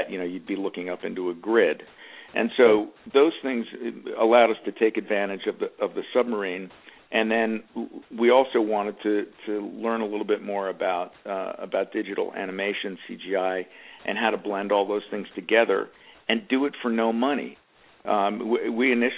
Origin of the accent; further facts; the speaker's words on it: Media, Pennsylvania, United States; moved away; also born or lived in New York; I'm from a town called Media, Pennsylvania